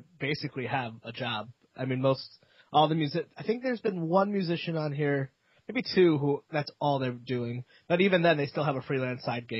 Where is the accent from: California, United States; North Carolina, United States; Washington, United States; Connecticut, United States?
Connecticut, United States; also born or lived in Vermont; now in Providence, United States; I grew up in Connecticut